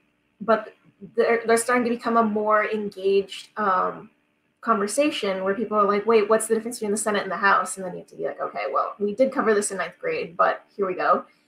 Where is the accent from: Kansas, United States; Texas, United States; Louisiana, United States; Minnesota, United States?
Kansas, United States; it's very easy to say, okay, I'm from Kansas, so the really only important people to vote for are the senators from Kansas